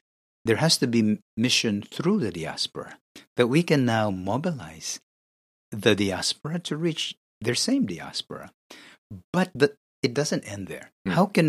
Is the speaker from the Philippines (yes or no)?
yes; Philippines; I need to think beyond the Philippines. The Filipinos are a good group to begin with. I am Filipino.